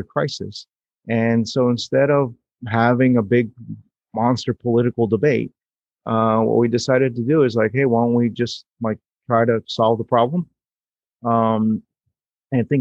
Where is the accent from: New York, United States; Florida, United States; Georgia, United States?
New York, United States; New York City; I was born in New York City. I grew up with that skyline